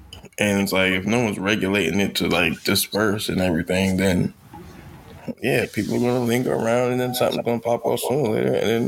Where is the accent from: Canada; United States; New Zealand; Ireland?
United States; Kentland, Maryland; I grew up in Kentland, bro.